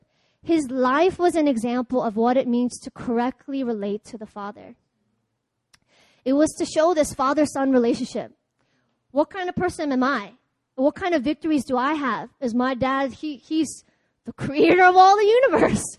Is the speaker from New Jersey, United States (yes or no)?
no; Baltimore, Maryland, United States; moved away; I'm from Baltimore